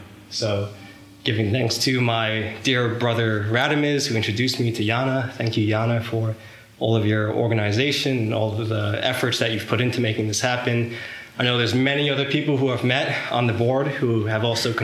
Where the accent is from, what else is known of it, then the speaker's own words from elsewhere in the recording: Long Island, New York, United States; growing up in Long Island, New York